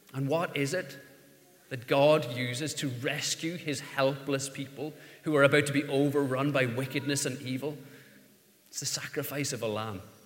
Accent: Ireland; as an Irishman, the, the letter R is problematic

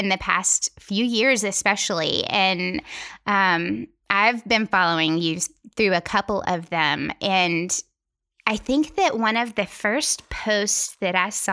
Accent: Tennessee, United States; I'm from Tennessee

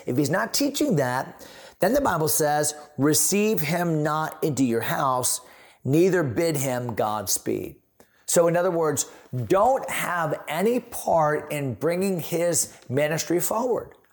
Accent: San Antonio, Texas, United States; I am a Texan. I grew up, grew up, but that didn't grow up, but was born in San Antonio

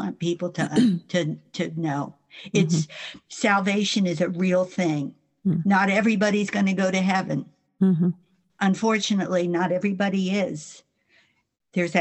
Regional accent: New Jersey, United States; moved away; also born or lived in South Florida / North Carolina; I'm from New Jersey

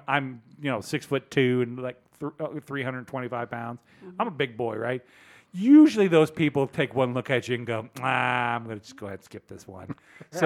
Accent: Lynchburg, Virginia, United States; I will out myself as being from there.

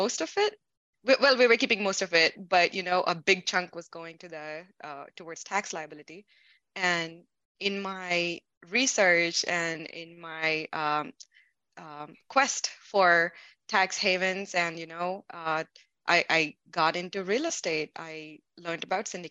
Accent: India; moved away as an adult; also born or lived in Missouri, United States; now in Seattle, United States; I'm an immigrant from India

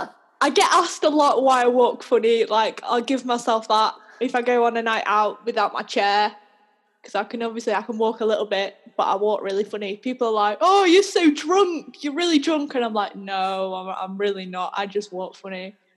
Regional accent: Manchester, North West England, United Kingdom; now in Leeds, United Kingdom; I'm from Manchester. I don't know if you can tell, but I'm living in Leeds now. So I'm starting to pick up on a Yorkshire accent.

